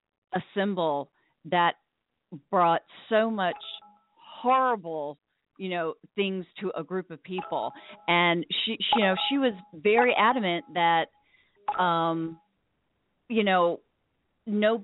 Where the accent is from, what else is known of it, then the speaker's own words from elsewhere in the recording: Williamsburg, Virginia, United States; I grew up in Virginia, right next to Colonel Williamsburg